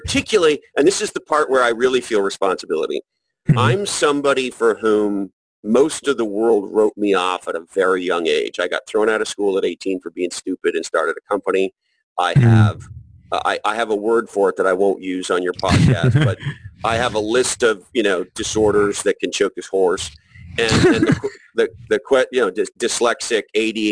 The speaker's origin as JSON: {"language": "English", "town": "Montreal", "region": "Quebec", "country": "Canada", "tie": "born or raised there", "said": "I grew up in Montreal, Canada, and I went to school in the subway"}